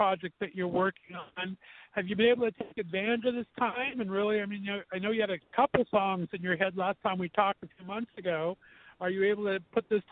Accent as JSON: {"language": "English", "town": "West Covina", "region": "California", "country": "United States", "tie": "born or raised there", "moved": "yes", "lives_now": "Ohio, United States", "said": "And I grew up in West Covina, California, about 45 minutes from West Hollywood."}